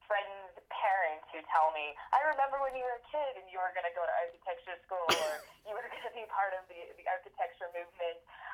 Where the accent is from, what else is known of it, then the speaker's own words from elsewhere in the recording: Germany; I grew up in Germany when I was a child. My father was a Fulbright professor.